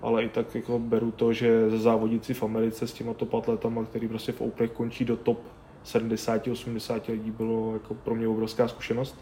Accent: Czechia; also born or lived in Brno / Plzeň; tady u nás v Čechách

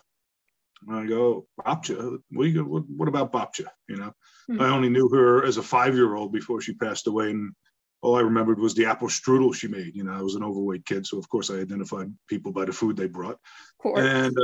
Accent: Long Island, New York, United States; also born or lived in Bronx, New York; We moved out to Long Island, to the suburbs

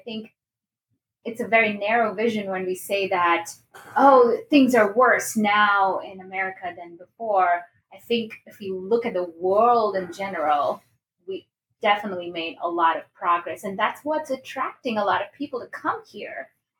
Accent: Kolkata, West Bengal, India; born there; also born or lived in New Delhi; So I was born in Calcutta, India, and then our family in general was moving around a little bit because my dad's job

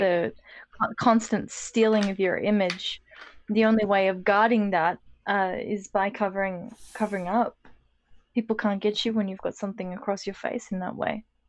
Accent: Australia

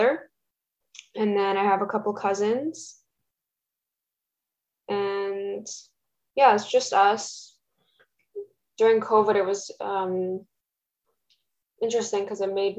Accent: Toronto, Ontario, Canada; first language Russian; English is a second language; I was born in Toronto. I was raised in Canada

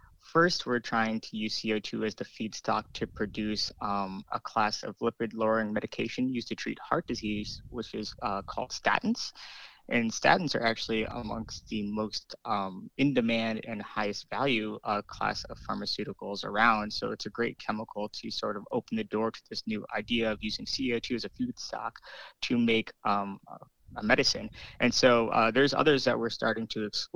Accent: New York City, New York, United States; moved away; growing up in New York City

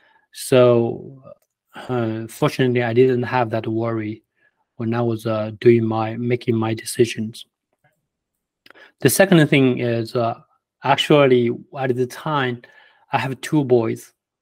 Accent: China; English is a second language; now in United States; We came from China. We never, you know, had a lot before.

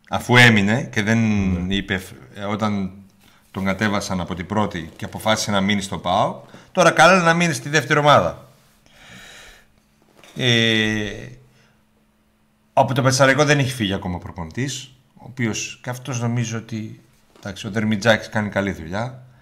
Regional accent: Serres, Central Macedonia, Greece; Είμαι μισό από Σέρε

